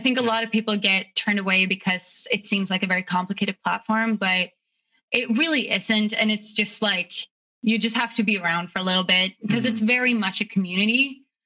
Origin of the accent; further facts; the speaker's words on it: Stockholm, Stockholm County, Sweden; moved away as an adult; now in United States; I grew up in Stockholm, which is the capital